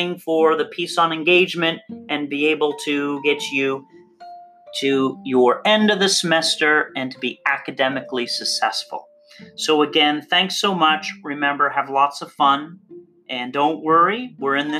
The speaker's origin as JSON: {"language": "English", "country": "Canada", "said": "our glorious beer-drinking nation"}